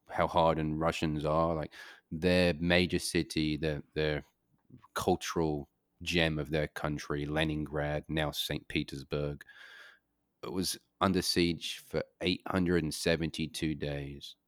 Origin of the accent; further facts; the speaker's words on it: United Kingdom; moved away; I grew up in Great Britain